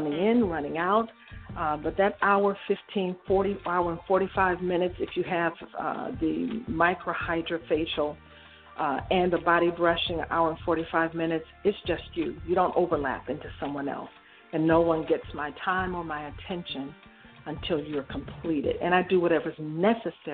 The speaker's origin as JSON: {"language": "English", "town": "Detroit", "region": "Michigan", "country": "United States", "tie": "born or raised there", "said": "I was born and raised in Detroit, Michigan"}